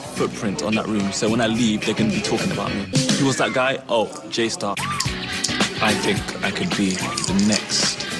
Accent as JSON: {"language": "English", "region": "London", "country": "United Kingdom", "said": "I'm 19 and I'm from West London."}